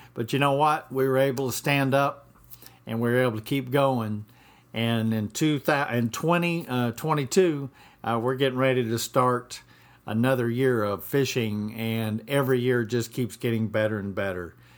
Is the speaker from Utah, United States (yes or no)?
no; Atlanta, Georgia, United States; moved away as an adult; also born or lived in Pacific Northwest; now in Mexico Beach, United States; I grew up in Atlanta, Georgia